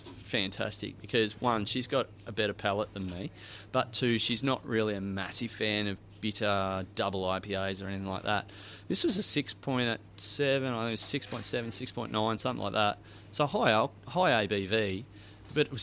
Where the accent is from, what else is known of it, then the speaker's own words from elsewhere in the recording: Australia; I'm from Australia